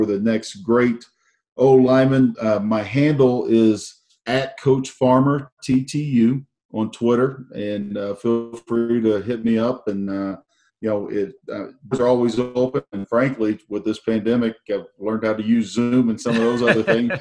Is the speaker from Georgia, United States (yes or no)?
no; Oklahoma, United States; growing up in Oklahoma, I'm a big Cowboys fan